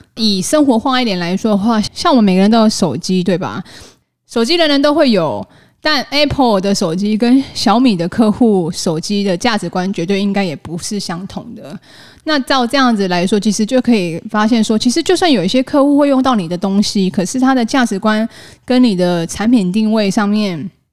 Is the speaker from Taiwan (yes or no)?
yes; Taiwan; 我们台湾人真的也蛮老实，也蛮钉钉的呢